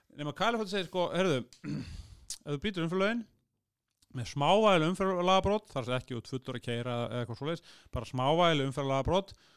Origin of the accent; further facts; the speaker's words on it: Iceland; ég er Európabúi, ég er Norrlandabúi, ég er Íslendingur